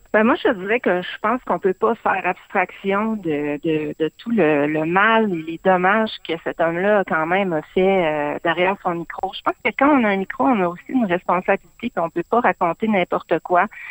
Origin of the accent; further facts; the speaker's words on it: Saguenay, Quebec, Canada; moved away as an adult; je suis originaire du Saguenay